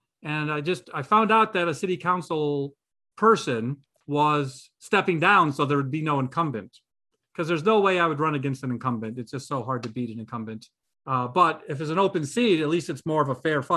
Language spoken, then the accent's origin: English; Toledo, Ohio, United States; now in Painesville, United States; I'm originally from Toledo.